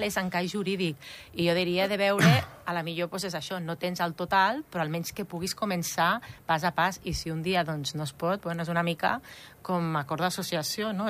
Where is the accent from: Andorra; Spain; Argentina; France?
Andorra; moved away; jo soc d'Andorra, però vaig estar molts anys fora